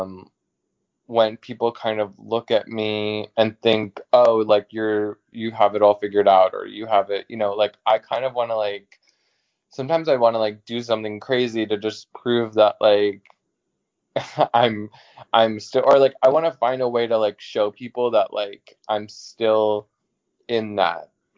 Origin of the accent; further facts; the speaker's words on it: New York, United States; I'm from New York.